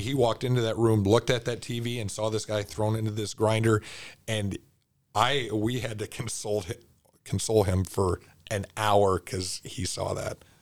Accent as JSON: {"language": "English", "town": "Cedar Rapids", "region": "Iowa", "country": "United States", "said": "I'm from Cedar Rapids"}